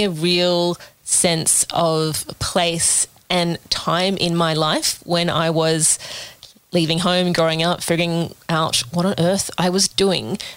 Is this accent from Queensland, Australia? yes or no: no; Sydney, New South Wales, Australia; moved away as an adult; now in Melbourne, Australia; I grew up in Sydney and I now live in Melbourne